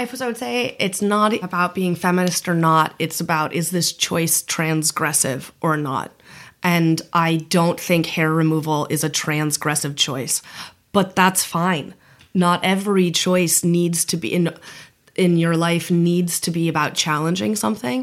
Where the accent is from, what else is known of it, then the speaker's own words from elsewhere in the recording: United States; moved away as an adult; also born or lived in Latin America; now in Ireland; I am very privileged to be a white American national